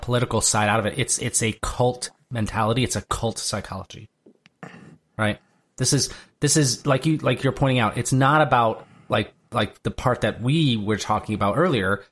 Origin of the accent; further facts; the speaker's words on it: Durand, Michigan, United States; my hometown of Durand, Michigan